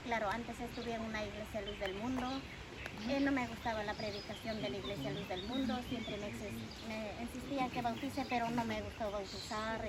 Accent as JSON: {"language": "Spanish", "country": "Ecuador", "moved": "yes", "lives_now": "Spain", "said": "Soy de Ecuador"}